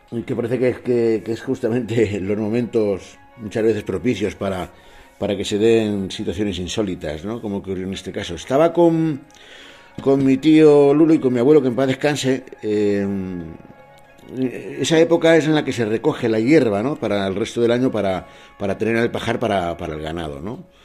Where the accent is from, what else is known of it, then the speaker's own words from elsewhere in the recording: Cangas del Narcea, Asturias, Spain; a Asturias, ¿no? a mi tierra. Soy de, de Narcea, del concejo de Canga de Narcea, concretamente de una zona que se llama Cibea, ¿no? Y bueno, es bastante agreste, muy montañosa.